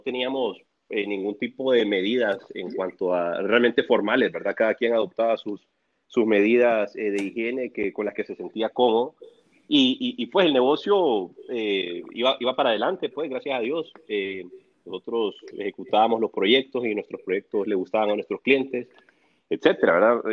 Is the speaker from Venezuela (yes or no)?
no; El Salvador; moved away as an adult; now in Honduras; yo soy del Salvador